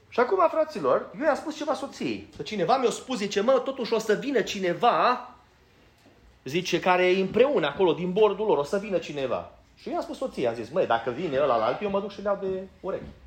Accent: Banat, Romania; moved away; eu din Banat

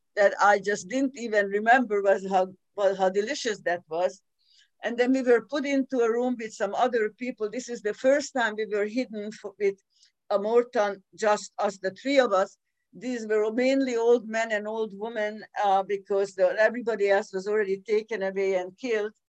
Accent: Budapest, Hungary; I was born in 1941 in Budapest, Hungary

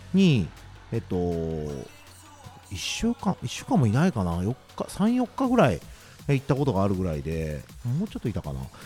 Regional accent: Osaka, Japan; 関東とか来るとやっぱ大阪人って一括りにされる

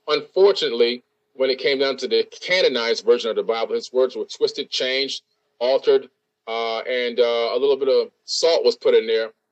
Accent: Boca Raton, Florida, United States; I'm from Boca Raton, Florida

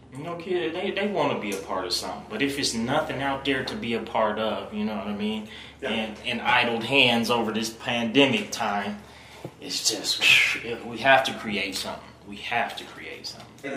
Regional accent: Reno, Nevada, United States; I'm born and raised in Reno

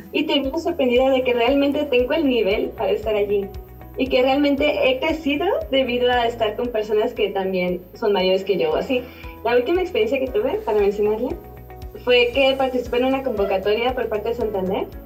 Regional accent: León, Guanajuato, Mexico; yo soy de León, sí mucha gente de Guadalajara, pero también gente de otros clubes de todo México.

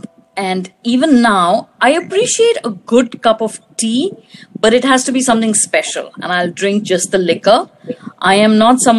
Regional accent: New Delhi, Delhi, India; moved away as an adult; also born or lived in Toronto, Canada; now in New York, United States; I grew up in New Delhi, India, and have lived in the US since the mid-90s.

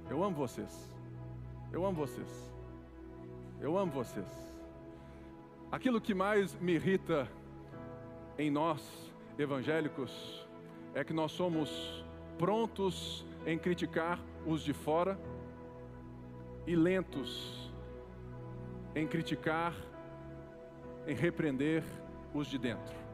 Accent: Barbacena, Minas Gerais, Brazil; Quando eu era menino pequeno lá em Barbacena, eu olhava o próprio Jesus como um falastrão, e eu perseguia os dele mas eu me encontrei com ele.

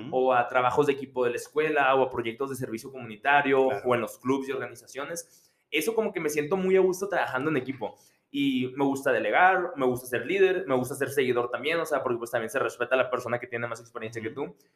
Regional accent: Mexico; now in United States; estamos en Estados Unidos como mexicanos

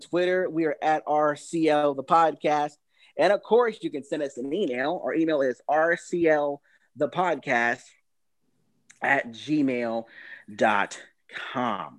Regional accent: Florida, United States; moved away; also born or lived in Atlanta, Georgia; I'm from Florida, but I lived in Atlanta for like 7 years

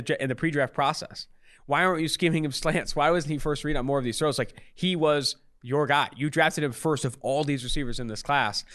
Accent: Oakland, California, United States; I'm from Oakland, California

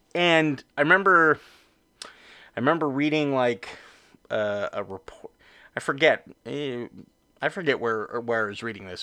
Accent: Orange County, California, United States; I grew up in Orange County

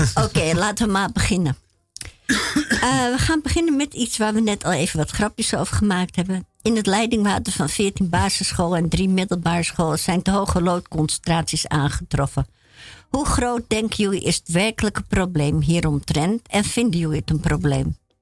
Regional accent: Netherlands; als Nederlander

